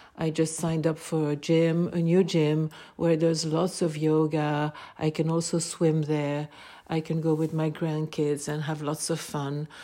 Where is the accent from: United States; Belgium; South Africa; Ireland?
Belgium; I am from Belgium